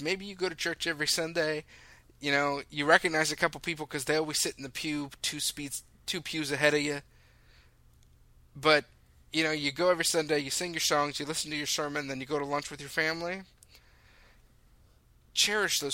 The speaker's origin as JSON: {"language": "English", "town": "Lake Forest", "region": "California", "country": "United States", "tie": "born or raised there", "said": "I grew up in the Saddleback Valley. I grew up in Lake Forest, where Saddleback Church is."}